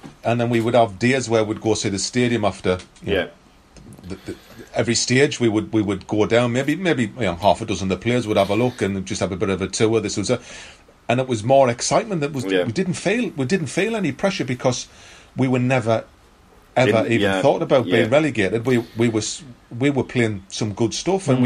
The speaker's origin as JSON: {"language": "English", "town": "Sunderland", "region": "North East England", "country": "United Kingdom", "said": "I'm a lad from Thorneycloth."}